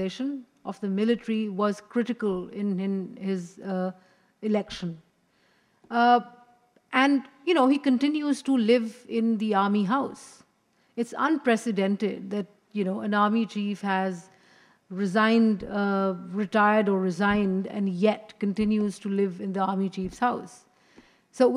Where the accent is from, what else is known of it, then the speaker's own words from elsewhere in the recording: Pakistan; as a Pakistani